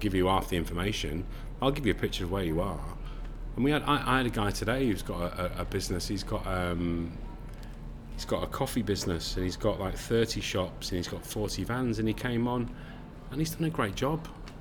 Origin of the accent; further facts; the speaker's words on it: Manchester, North West England, United Kingdom; I'm from Manchester